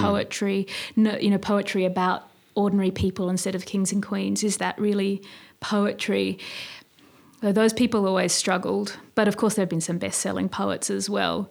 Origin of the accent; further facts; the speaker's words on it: Sydney, New South Wales, Australia; I was born in Sydney here and grew up in Balmain